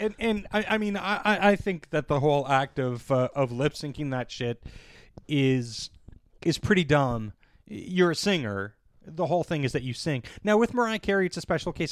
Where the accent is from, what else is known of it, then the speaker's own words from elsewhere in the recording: Canada; as a Canadian